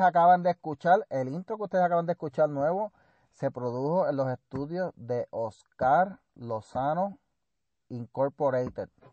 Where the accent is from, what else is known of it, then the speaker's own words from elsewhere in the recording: Puerto Rico; si voy a Calle, la última vez que yo fui a Calle, y a mi pueblo donde me crié